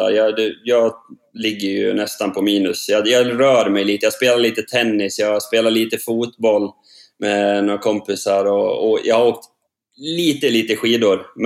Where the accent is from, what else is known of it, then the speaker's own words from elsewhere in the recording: Sogmyra, Norway; Ja, det er hjemme i Sogmyra, Eh, der jeg er oppvokst. Og jeg har bygd et nytt hus her.